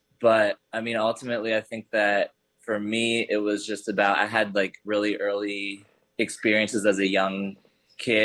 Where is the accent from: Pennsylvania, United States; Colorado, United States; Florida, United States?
Pennsylvania, United States; Hershey; also born or lived in Philadelphia; I was raised in Hershey, Pennsylvania